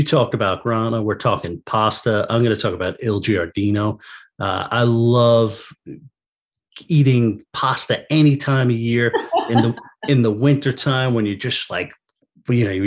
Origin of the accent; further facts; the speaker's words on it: Wading River, New York, United States; Fells and Wading River. This was my hometown restaurant, my hometown bar.